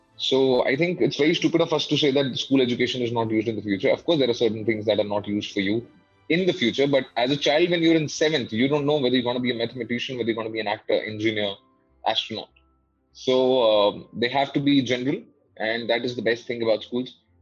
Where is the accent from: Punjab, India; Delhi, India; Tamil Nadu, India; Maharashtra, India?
Delhi, India; I was born and brought up in Delhi. I was raised in Delhi.